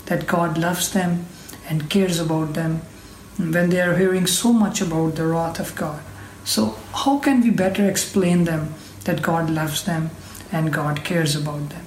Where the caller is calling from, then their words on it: Pakistan; I'm speaking from Pakistan.